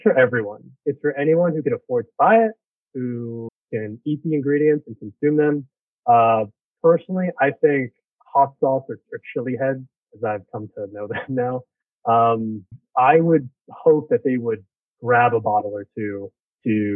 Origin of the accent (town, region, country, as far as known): New York City, New York, United States; born or raised there